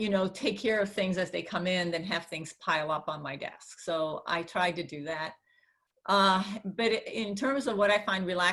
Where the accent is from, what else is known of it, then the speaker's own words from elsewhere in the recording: California, United States; I'm a Californian through and through